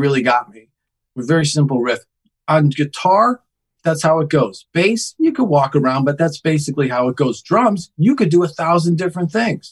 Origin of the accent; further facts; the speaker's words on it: Connecticut, United States; now in Los Angeles, United States; I grew up in Connecticut